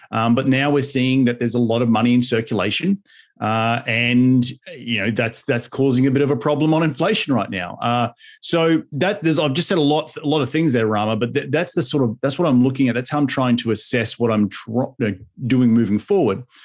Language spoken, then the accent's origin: English; Australia; now in United States; back in my home country in Australia